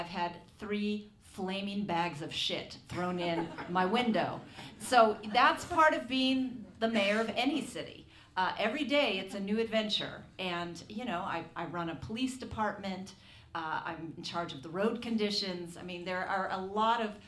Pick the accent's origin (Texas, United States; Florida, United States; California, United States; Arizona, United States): California, United States; Oakland; Being born and raised in Oakland is so much of like who I am